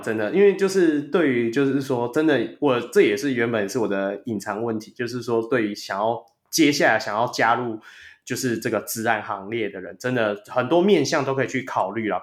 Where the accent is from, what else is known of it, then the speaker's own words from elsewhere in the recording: Taiwan; 我们台湾人